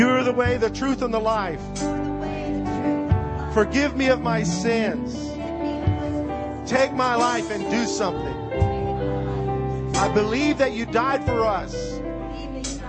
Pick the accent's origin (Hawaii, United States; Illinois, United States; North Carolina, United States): Illinois, United States; I grew up in Illinois, you know, where north is north and south is south.